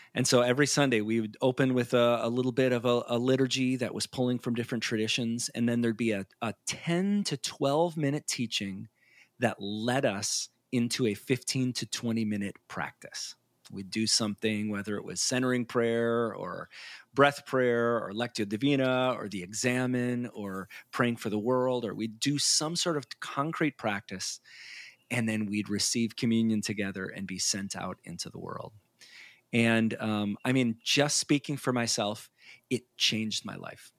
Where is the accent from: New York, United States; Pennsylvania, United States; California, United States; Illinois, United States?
Illinois, United States; Chicago; moved away; I grew up in the Chicago area